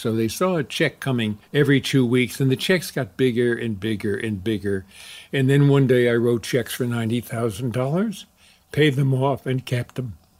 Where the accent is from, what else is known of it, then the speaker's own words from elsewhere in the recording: New York, United States; I grew up in New York.